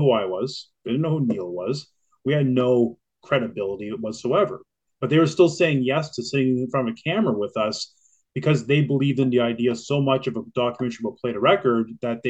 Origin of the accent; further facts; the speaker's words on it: Kingston, Ontario, Canada; now in Toronto, Canada; I grew up in Kingston, Ontario, which is about 250 kilometers outside of Toronto